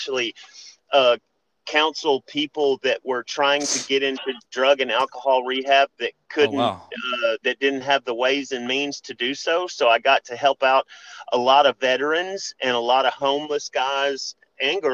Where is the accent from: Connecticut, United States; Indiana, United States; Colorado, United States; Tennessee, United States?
Tennessee, United States; Memphis; Growing up in Memphis, wrestling